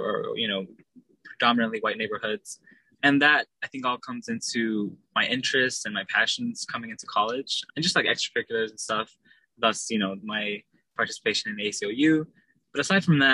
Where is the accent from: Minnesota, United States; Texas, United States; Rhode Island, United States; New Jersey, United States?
Texas, United States; Dallas; also born or lived in Long Beach, California; I'm from Dallas, Texas. I was born in Long Beach, California